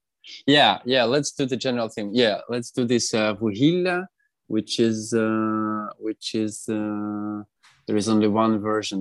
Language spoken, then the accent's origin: English; Antratsyt, Luhansk Oblast, Ukraine; moved away; this is the Antracit is the name of my hometown, which has been occupied since 2014